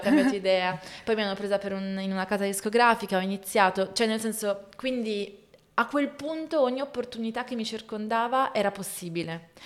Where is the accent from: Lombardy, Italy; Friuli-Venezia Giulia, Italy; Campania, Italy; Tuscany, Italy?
Lombardy, Italy; Voghera; also born or lived in Milan; vivere a Voghera, dove mm, sono cresciuta in provincia di Pavia